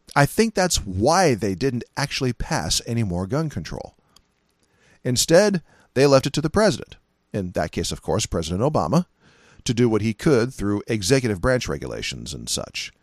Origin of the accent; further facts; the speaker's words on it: California, United States; moved away; I'm originally from California